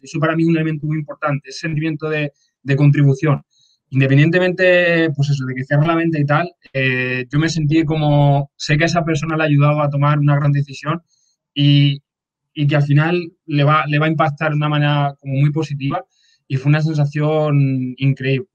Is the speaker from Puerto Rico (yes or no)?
no; Extremadura, Spain; moved away as an adult; also born or lived in Badajoz; now in Madrid, Spain; yo, por ejemplo, estoy viviendo ahora en Madrid, pero yo soy un pueblo de Extremadura